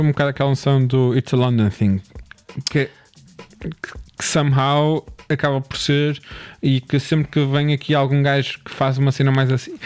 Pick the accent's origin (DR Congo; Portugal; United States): Portugal; Porto, Norte; accent: Porto; como gajo do Porto